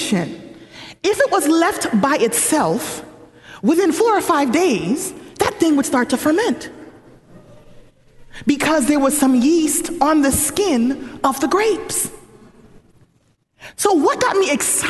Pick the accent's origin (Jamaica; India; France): Jamaica; now in United States; I could go back to Jamaica